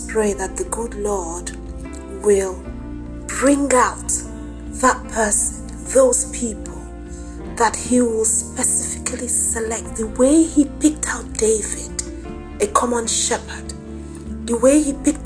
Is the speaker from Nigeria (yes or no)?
yes; Nigeria; now in United Kingdom; my home country, my country, Nigeria